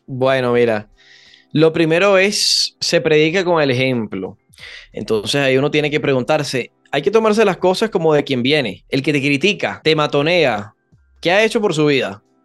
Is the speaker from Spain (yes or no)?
no; Venezuela; los venezolanos, por ser caribeños, somos muy, muy cálidos, venimos de Tierra Caliente